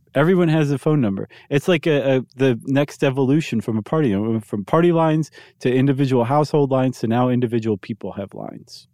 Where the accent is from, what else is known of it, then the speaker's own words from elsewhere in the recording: Toledo, Ohio, United States; growing up in Toledo